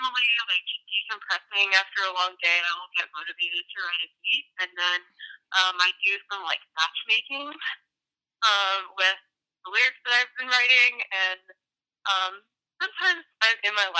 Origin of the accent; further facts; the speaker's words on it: the Boonies in South Carolina, United States; also born or lived in Charleston, South Carolina; I'm from the Boonies in South Carolina